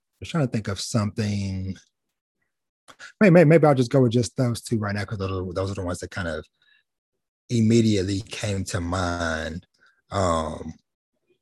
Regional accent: Jasper, Texas, United States; my hometown I grew up in, small country town, Southeast Texas. I'll toss the name out there, Jasper, Texas

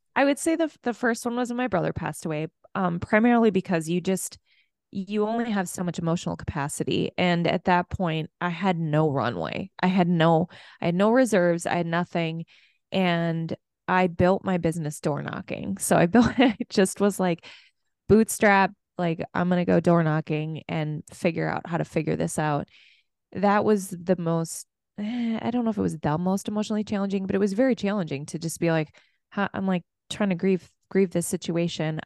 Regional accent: Minneapolis, Minnesota, United States; I'm from Minneapolis

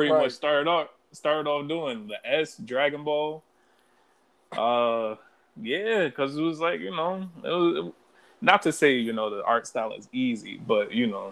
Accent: New York City, New York, United States; I'm from Brooklyn, born and raised, East New York

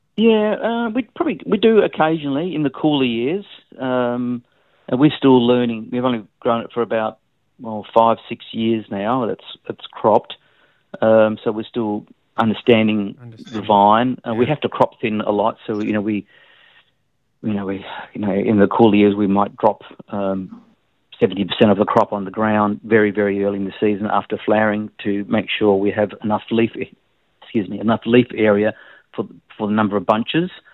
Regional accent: Melbourne, Victoria, Australia; now in Tasmania, Australia; I was born in Melbourne

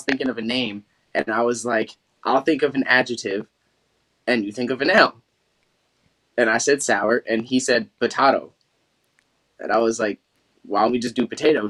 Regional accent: Chester, Pennsylvania, United States; I was raised in Chester, Pennsylvania

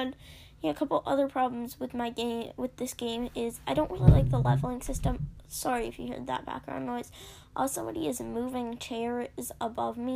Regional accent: Canada; I'm Canadian

